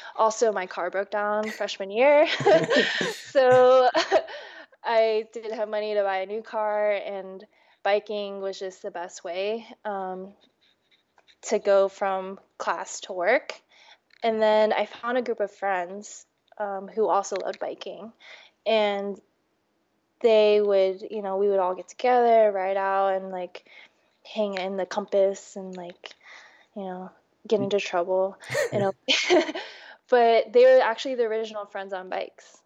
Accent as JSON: {"language": "English", "area": "D.C.", "region": "East Coast", "country": "United States", "tie": "born or raised there", "also_born_or_lived": "New York", "moved": "yes", "lives_now": "Portland, United States"}